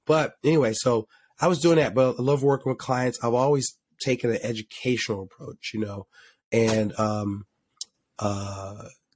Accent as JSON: {"language": "English", "town": "Philadelphia", "region": "Pennsylvania", "country": "United States", "tie": "born or raised there", "said": "My family owned a supermarket growing up in Philly."}